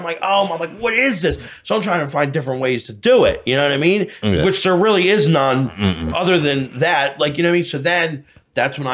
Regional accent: United States; I was raised in Montgomery County

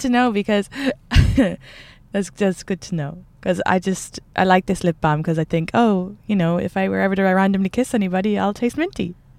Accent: Kildare, Leinster, Ireland; I'm from Kildare

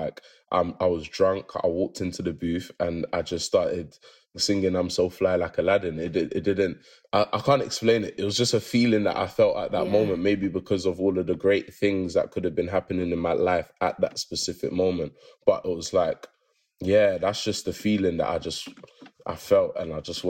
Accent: London, United Kingdom; We're all from London

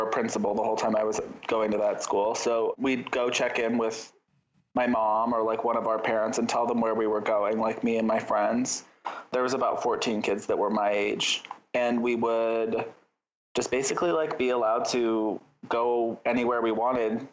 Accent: Yosemite National Park, California, United States; now in Los Angeles, United States; I grew up in Yosemite National Park

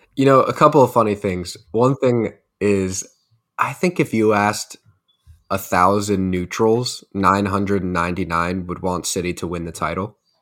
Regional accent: United States; being an American

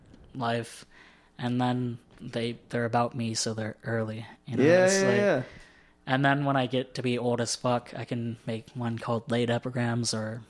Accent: Southern United States, United States; a lot of my poems are situated in my existence as a Southerner, since it's the only kind of thing I have, like, a gauge for.

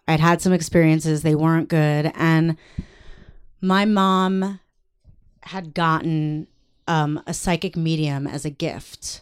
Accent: New York, United States; moved away as an adult; also born or lived in Massachusetts; now in Los Angeles, United States; I lived in New York. I'm from New York

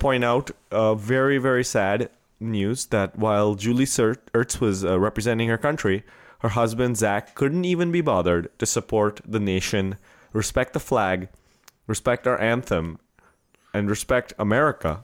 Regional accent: India; first language Marathi; English is a second language; moved away; in Marathi, my, my mother tongue, which I grew up

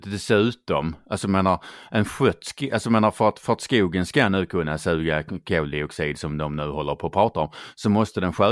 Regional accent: Skåne, Sweden; accent: Scanian; Det är för att jag pratar skånska.

